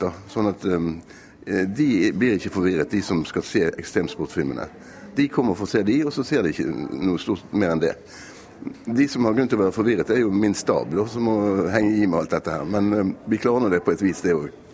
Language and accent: Norwegian; Bergen, Vestland, Norway; Vi er jo bergensere